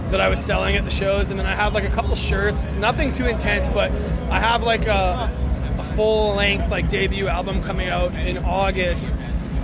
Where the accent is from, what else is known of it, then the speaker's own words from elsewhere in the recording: Thunder Bay, Ontario, Canada; I'm originally from a place called Thunder Bay, Ontario.